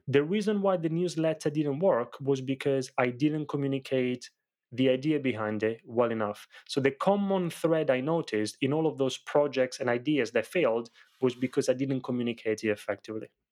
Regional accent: Italy; moved away; growing up in Italy, I grew up in a family of very small business owners

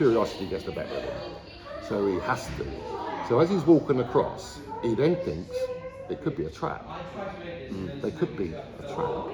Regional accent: London, United Kingdom; moved away; also born or lived in Cornwall; I was born in South London

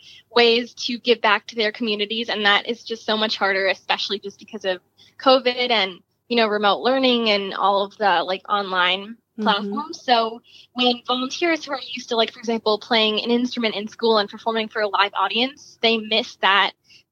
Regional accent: Chicago, Illinois, United States; I'm from Chicago, Illinois.

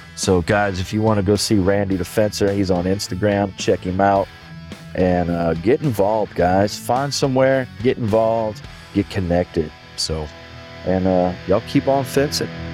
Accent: New Orleans, Louisiana, United States; New Orleans, my hometown

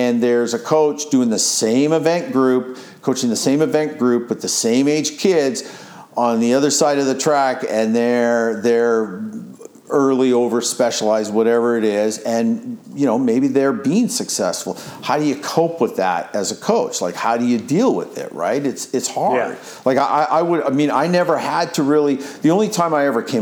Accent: Canada; accent: Canadian; I'm saying this as a Canadian

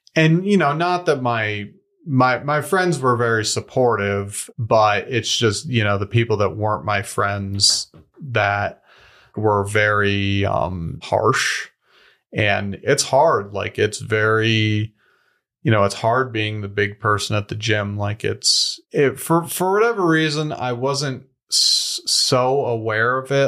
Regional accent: Denver, Colorado, United States; moved away as an adult; also born or lived in Wyoming / Australia; I grew up here in Denver, Colorado.

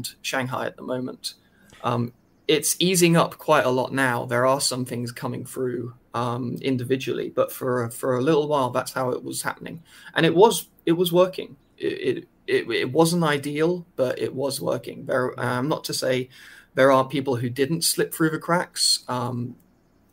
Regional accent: United Kingdom; now in China; I'm British

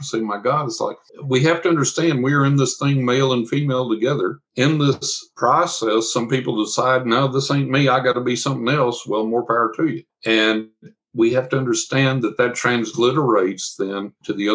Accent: West Texas, United States; I'm from West Texas.

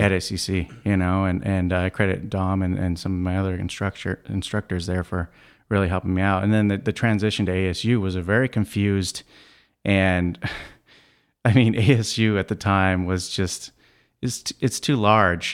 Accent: Scottsdale, Arizona, United States; Growing up in Scottsdale

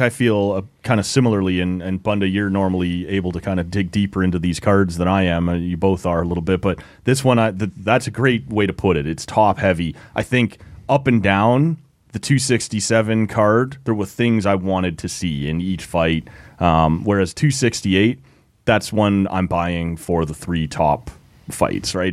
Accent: just outside Toronto, Ontario, Canada; just outside Toronto

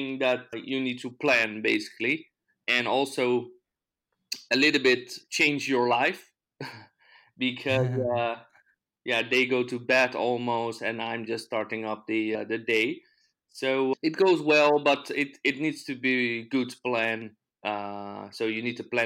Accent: Netherlands; also born or lived in Amsterdam / The Hague; I'm from the Netherlands

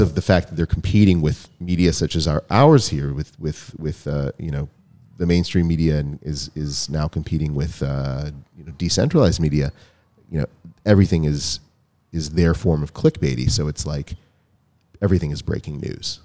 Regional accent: United States; growing up in America

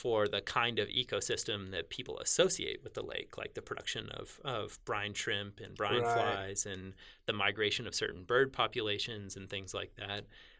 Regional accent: Northeast, United States; I grew up in the Northeast where that's water was always flowing. Things were always raining. Things were always melting. And everything was flowing to the ocean.

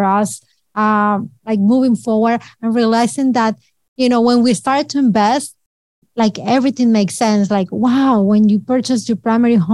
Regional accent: Colombia; moved away as an adult; now in New York, United States; We are immigrants from Colombia. We immigrated 20 years ago

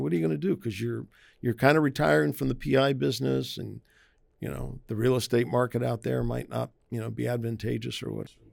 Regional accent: Maryland, United States; moved away; We grew up in Maryland, uh, which is the the northernmost southern state

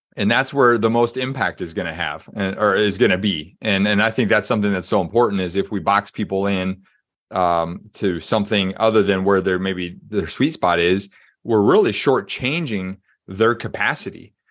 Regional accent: Des Moines, Iowa, United States; moved away as an adult; also born or lived in Springfield, Missouri; My dad was a, um, a s, administrative pastor at a church in Des Moines, Iowa. So, um, born and raised in the Midwest

